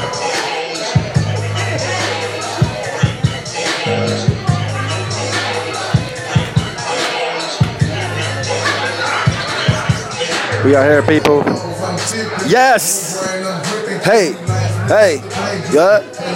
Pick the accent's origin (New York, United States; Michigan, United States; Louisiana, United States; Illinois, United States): New York, United States; moved away; I was raised in New York